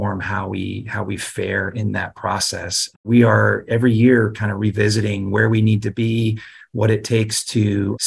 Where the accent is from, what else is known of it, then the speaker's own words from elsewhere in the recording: Durham, North Carolina, United States; I grew up in Durham